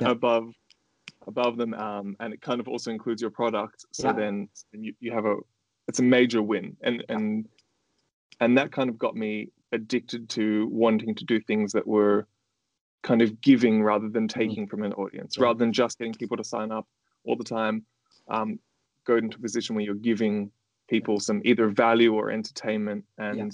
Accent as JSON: {"language": "English", "country": "Australia", "moved": "yes", "said": "I live overseas. I'm from Australia and my family lives in Australia"}